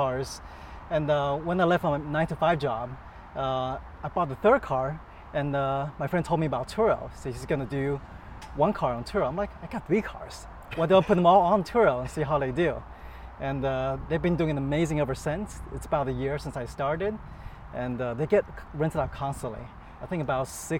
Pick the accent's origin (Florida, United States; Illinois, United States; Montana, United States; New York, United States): Florida, United States; Orlando; also born or lived in China; I grew up in Orlando